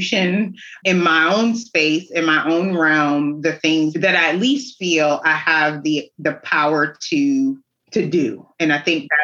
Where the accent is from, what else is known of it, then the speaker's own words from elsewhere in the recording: New York City, New York, United States; also born or lived in Brooklyn; now in North Carolina, United States; I grew up in New York City, Staten Island, to be exact